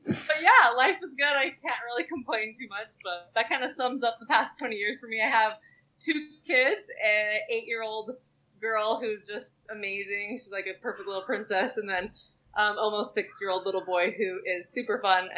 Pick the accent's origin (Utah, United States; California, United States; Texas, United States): Utah, United States; moved away as an adult; also born or lived in Alabama; We moved away from Utah about 8 years ago